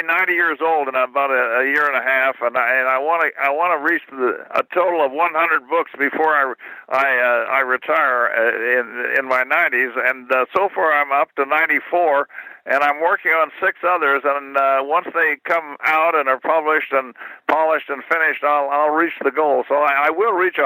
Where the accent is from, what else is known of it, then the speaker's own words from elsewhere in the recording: Kansas City, Missouri, United States; moved away as an adult; I spent the first 19 years of my life in Kansas City